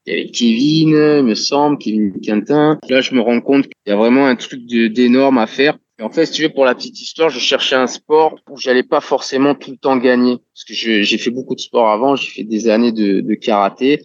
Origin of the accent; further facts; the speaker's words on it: Toulon, Provence-Alpes-Côte d'Azur, France; je suis né à Toulon et j'ai grandi à Toulon